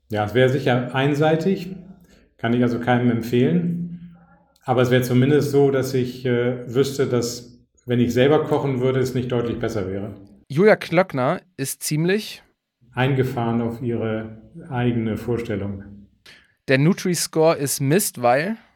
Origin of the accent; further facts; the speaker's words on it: Hamburg, Germany; born there; In Hamburg.